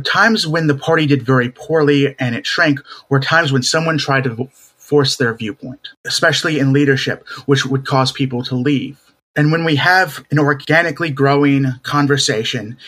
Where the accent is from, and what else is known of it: Raleigh, North Carolina, United States; born or raised there; also born or lived in Seattle, Washington